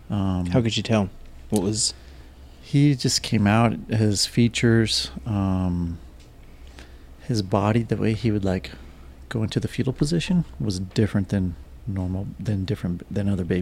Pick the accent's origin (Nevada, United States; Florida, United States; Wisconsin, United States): Nevada, United States; Las Vegas; also born or lived in Houston, Texas; now in Phoenix, United States; I grew up pretty much in the, the West. I grew up in Las Vegas, Houston, Texas, and but I've primarily lived here in Phoenix, Arizona since 1993.